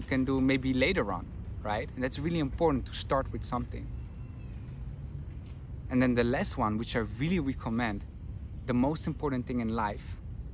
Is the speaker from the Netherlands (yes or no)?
yes; Netherlands; moved away as an adult; now in Madrid, Spain; I'm from the Netherlands, currently live in Madrid